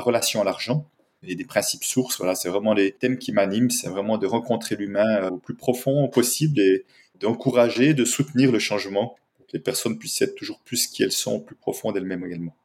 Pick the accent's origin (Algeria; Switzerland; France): Switzerland; je viens de Suisse